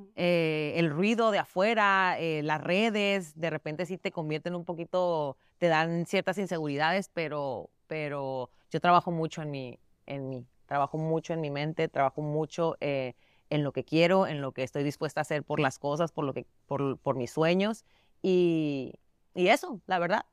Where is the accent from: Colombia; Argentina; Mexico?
Mexico; now in United States; Su papá es puertorriqueño, yo soy mexicana